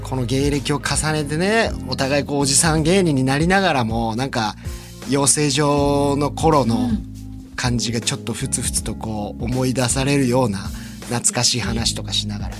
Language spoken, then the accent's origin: Japanese; Nagano, Japan; 長野出身